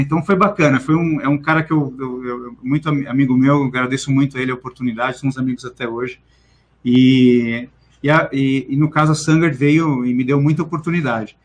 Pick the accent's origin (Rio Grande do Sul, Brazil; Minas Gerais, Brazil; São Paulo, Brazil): São Paulo, Brazil; also born or lived in Missão Velha, Ceará, Brazil; Eu vim bastante novo, né, para São Paulo, tinha uns 4, 5 anos